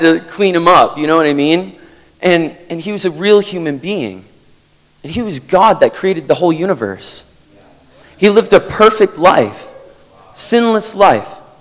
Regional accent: Vermont, United States; I'm from Vermont in the United States.

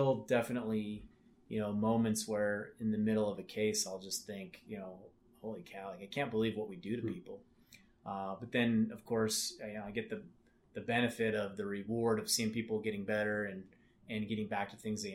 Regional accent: Las Vegas, Nevada, United States; also born or lived in Salt Lake City, Utah; I actually grew up here in Las Vegas

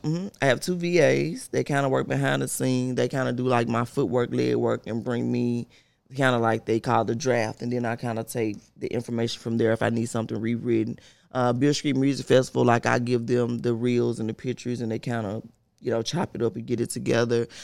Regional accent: Memphis, Tennessee, United States; Born and raised in Memphis, South Memphis

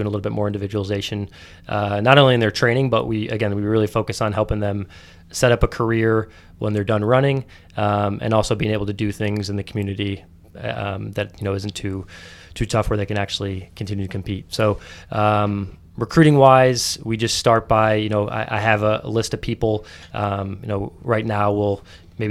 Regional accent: Midwest, United States; now in Washington, D.C., United States; I'm from the Midwest

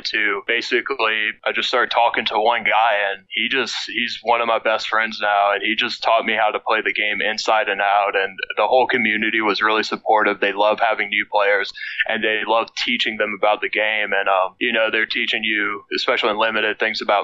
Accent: Cut Off, Louisiana, United States; also born or lived in Lafayette, Louisiana; I grew up in a very small town called Cut Off, Louisiana

